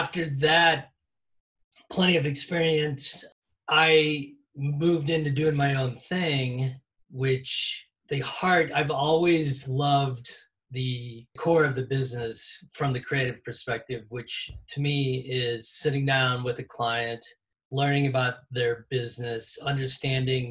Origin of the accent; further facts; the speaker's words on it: St. Louis, Missouri, United States; moved away as an adult; now in Chicago, United States; I grew up in St. Louis area, migrated to Chicago to go to graduate school